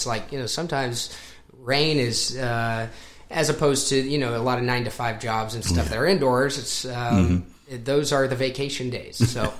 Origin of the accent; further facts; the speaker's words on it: Colorado, United States; now in Nashville, United States; I grew up in Colorado, not a lot of music out there compared to this part of the country or Southern California.